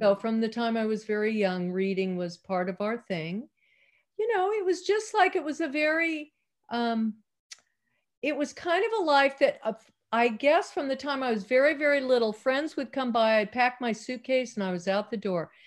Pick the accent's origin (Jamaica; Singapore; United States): United States; Salinas, California; also born or lived in Maui, Hawaii / Marin County, California; I was born in Salinas, oh, California